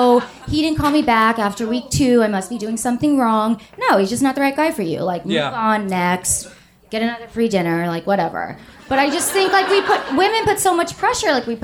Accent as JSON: {"language": "English", "town": "Atlanta", "region": "Georgia", "country": "United States", "moved": "as an adult", "lives_now": "New York City, United States", "said": "I'm from Atlanta."}